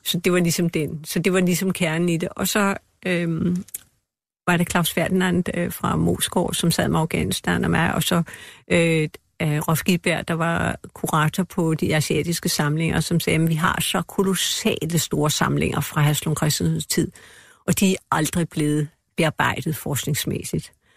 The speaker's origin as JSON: {"language": "Danish", "country": "Denmark"}